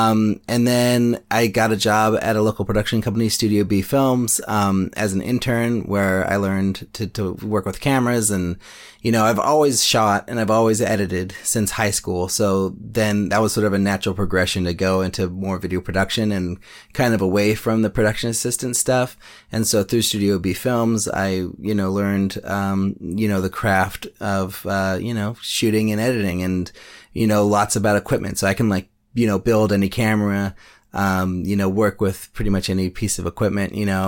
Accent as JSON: {"language": "English", "town": "Berkeley", "region": "California", "country": "United States", "lives_now": "Oakland, United States", "said": "I'm a filmmaker from Berkeley, California, now in Oakland."}